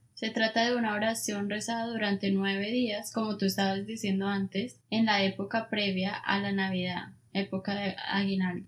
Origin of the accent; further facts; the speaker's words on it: Colombia; uno normalmente como colombiano